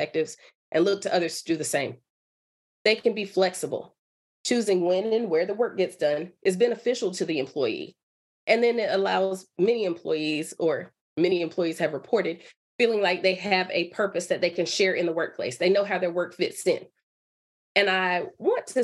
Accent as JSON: {"language": "English", "town": "Durham", "region": "North Carolina", "country": "United States", "also_born_or_lived": "Michigan", "moved": "as an adult", "said": "I'm from North Carolina. I'm from Durham, so I am local."}